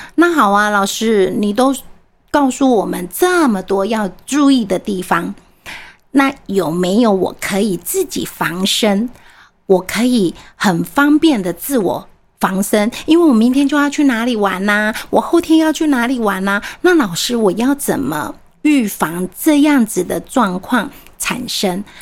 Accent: Taiwan; 我们台湾人说的，“卖鸡的时阵入厝啦，不要这个时候入错。”

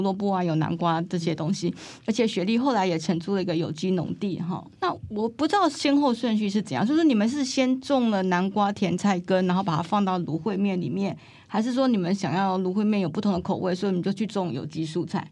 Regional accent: Taiwan; 咱台湾人爱讲台语吼，所以请大家忍耐我台语无讲真认真吼

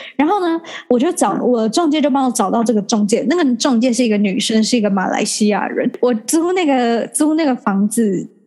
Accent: Taiwan; now in Singapore; 我也是台湾人

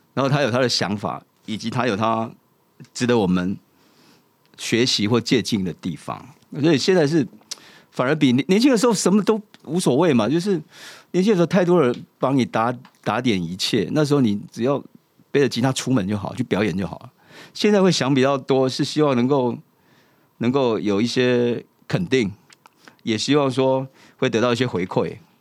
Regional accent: Kaohsiung, Taiwan; moved away; 我来自高雄， 但是虽然在这边生活

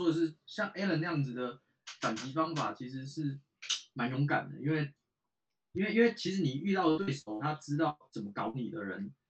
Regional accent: Taiwan; also born or lived in Beijing; 就只有我一个台湾人

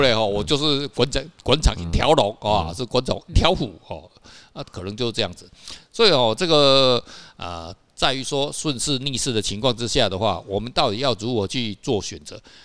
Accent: Kaohsiung, Taiwan; also born or lived in Tamsui; 我小时候在高雄长大的

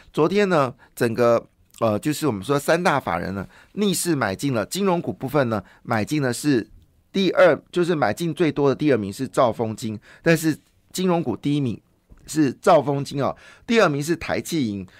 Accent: Taiwan; 我们其实台湾人是非常宽容的

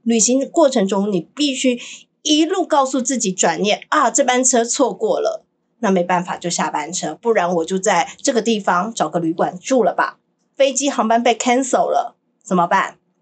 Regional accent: Taiwan; 就像你看我们台湾人很喜欢排队

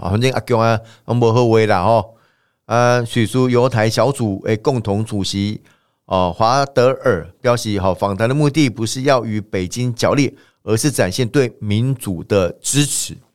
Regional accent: Taiwan; 我们台湾人过去以来长期的一个习惯、传统跟文化

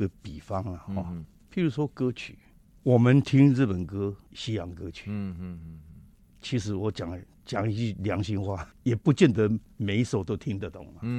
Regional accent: Taiwan; moved away; also born or lived in Japan; 我是台湾人，我要我必须要回去。

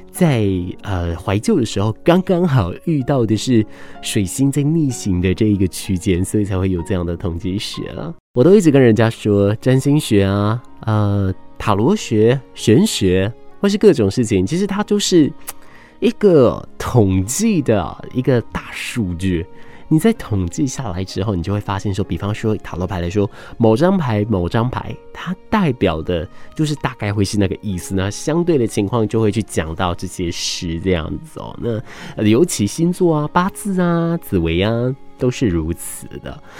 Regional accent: Taiwan; 我也安全地在这个岛屿上面长大

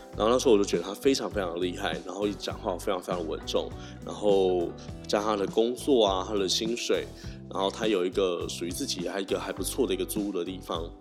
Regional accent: Tainan, Taiwan; moved away as an adult; also born or lived in Taipei; 我就是一个台南人嘛，所以当到台北的时候

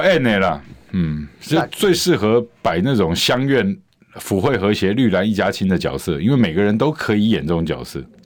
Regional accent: Taoyuan, Taiwan; 这个就是我们桃园人忍受的日常

